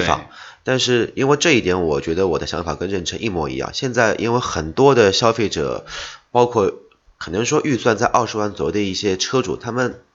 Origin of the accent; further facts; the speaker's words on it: China; 我们中国人